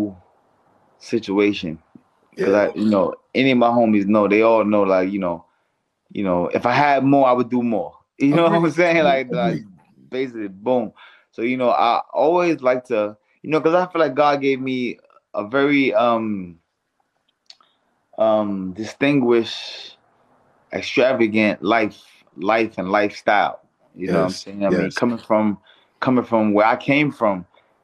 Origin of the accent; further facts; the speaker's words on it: New York City, New York, United States; moved away as an adult; now in California, United States; growing up in Brownsville, Brooklyn